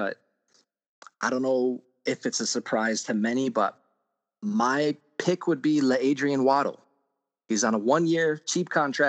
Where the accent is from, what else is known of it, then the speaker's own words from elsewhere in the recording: Buffalo, New York, United States; now in New York City, United States; First of all, I grew up in Buffalo. I moved to New York City. I've been in New York City for about 10 years.